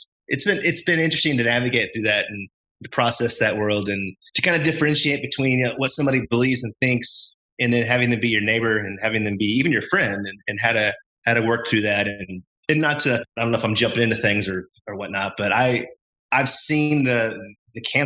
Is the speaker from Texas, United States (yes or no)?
yes; Austin, Texas, United States; also born or lived in Denver, Colorado; now in Waco, United States; Growing up in Texas, granted, I grew up in Austin